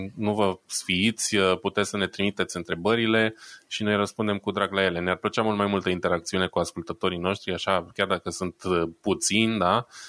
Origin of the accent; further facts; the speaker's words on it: Romania; now in Germany; sunt român stabilit în Germania